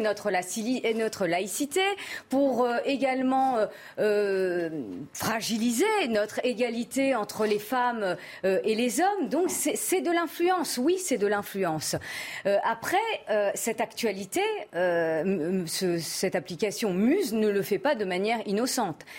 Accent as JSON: {"language": "French", "country": "France", "also_born_or_lived": "Paris suburbs", "said": "je suis française de confession musulmane"}